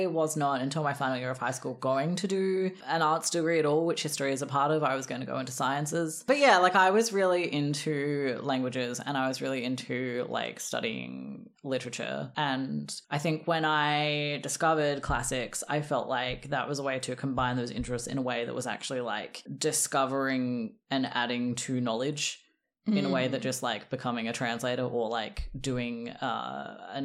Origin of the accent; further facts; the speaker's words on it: South Australia, Australia; moved away as an adult; also born or lived in Melbourne; I'm from South Australia instead of Victoria